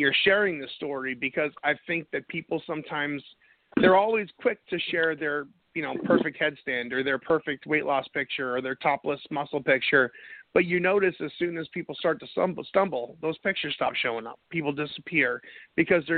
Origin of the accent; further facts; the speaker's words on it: New England, United States; now in North Carolina, United States; I'm from New England